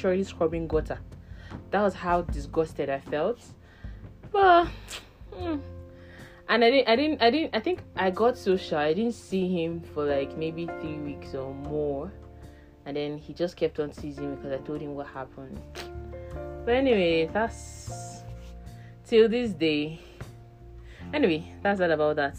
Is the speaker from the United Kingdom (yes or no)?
no; Abia, Nigeria; now in Abuja, Nigeria; I'm from Abia State, Nigeria, and I live in Abuja